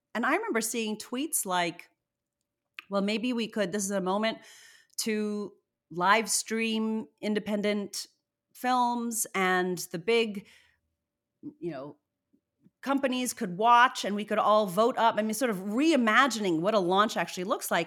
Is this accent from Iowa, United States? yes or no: no; Virginia, United States; also born or lived in Zimbabwe; I was born in Zimbabwe. My mother's Indian, my father's white American, and, uh, we eventually moved to Virginia